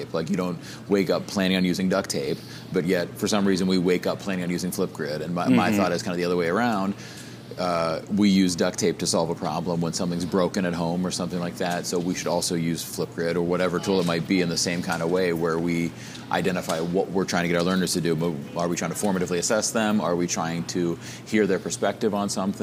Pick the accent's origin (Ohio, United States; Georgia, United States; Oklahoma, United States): Ohio, United States; Northeast; I am from the Northeast Ohio area